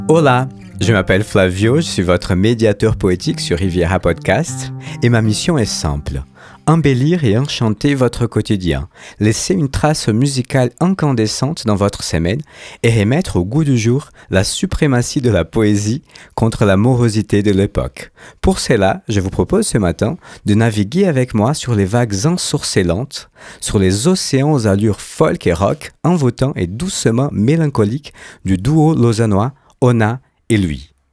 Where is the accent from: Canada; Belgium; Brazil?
Brazil; je suis brésilien